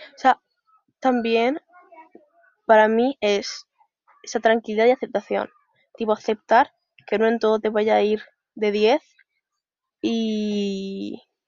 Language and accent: Spanish; Zaragoza, Aragon, Spain; soy de Zaragoza